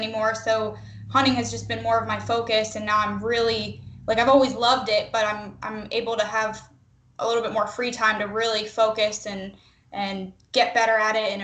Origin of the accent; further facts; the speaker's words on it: Pennsylvania, United States; moved away as an adult; now in Missouri, United States; I am from Pennsylvania